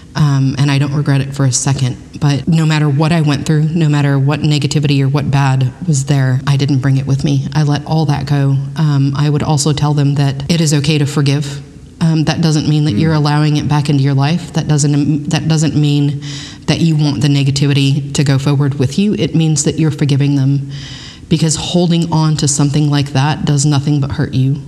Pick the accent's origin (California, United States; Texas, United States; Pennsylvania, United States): Texas, United States; Kingsville; moved away as an adult; now in Pflugerville, United States; I grew up in Kingsville, Texas